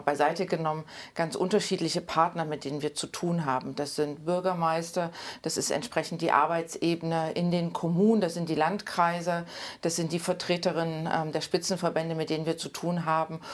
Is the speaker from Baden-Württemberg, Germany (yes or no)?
no; Leipzig, Saxony, Germany; moved away as an adult; also born or lived in Nordsachsen / Brandenburg / Thuringia; ich bin äh, 1980 in Leipzig geboren